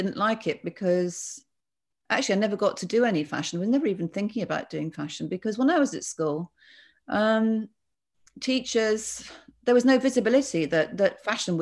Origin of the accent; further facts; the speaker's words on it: Bath, South West England, United Kingdom; I was brought up in Bath